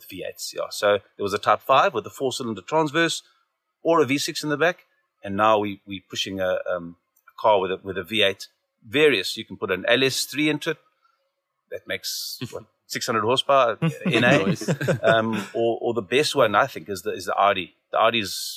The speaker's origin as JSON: {"language": "English", "country": "Zimbabwe", "tie": "born or raised there", "moved": "yes", "lives_now": "Cape Town, South Africa", "said": "I grew up in Zimbabwe, eventually ended up in Cape Town"}